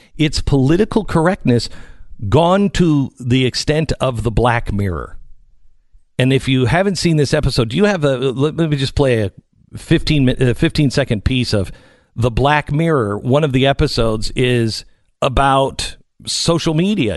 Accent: Seattle, Washington, United States; I grew up in Seattle.

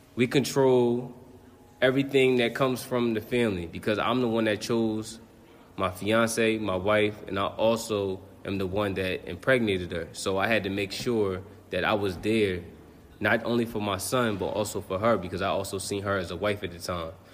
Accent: Neptune, New Jersey, United States; moved away as an adult; now in Baltimore, United States; I'm from Neptune, New Jersey, and I currently live in Baltimore, Maryland.

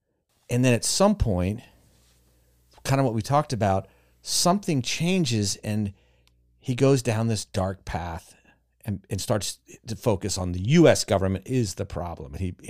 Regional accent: the South, United States; In my family growing up in the South.

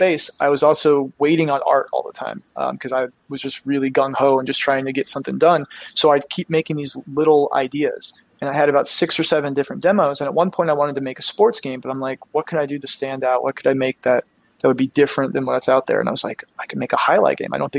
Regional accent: South Florida, United States; I grew up in South Florida

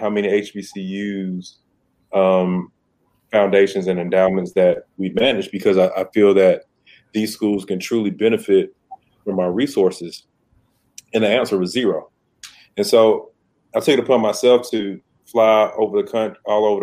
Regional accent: Decatur, Georgia, United States; I'm from Decatur, Georgia, which is right outside of Atlanta

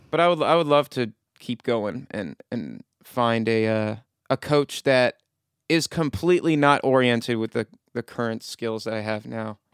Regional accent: Frederick, Maryland, United States; from my hometown of Frederick

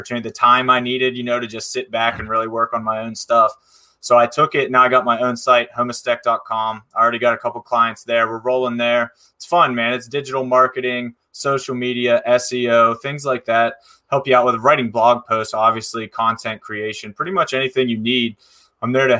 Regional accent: Pittsburgh, Pennsylvania, United States; I'm from Pittsburgh, Pennsylvania

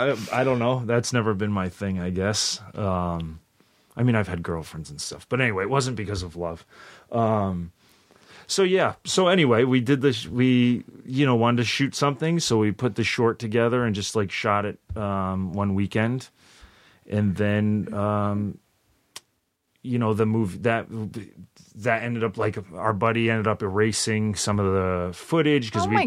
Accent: Rhode Island, United States; moved away as an adult; also born or lived in Bay Area, California / New York; I'm from Rhode Island.

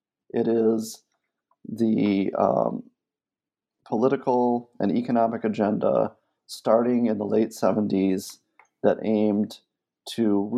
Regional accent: Michigan, United States; before I even became an academic, I grew up outside of Flint, Michigan.

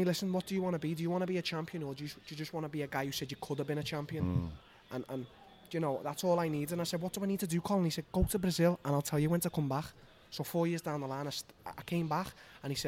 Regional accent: Liverpool, North West England, United Kingdom; I'm just a Scouser

